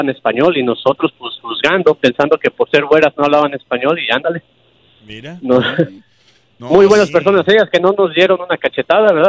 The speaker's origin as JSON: {"language": "Spanish", "country": "Mexico", "said": "Yo vengo de México. Si alguien me habla en español y yo le hablo en inglés, mi inglés no es perfecto y se escucha con mucho acento"}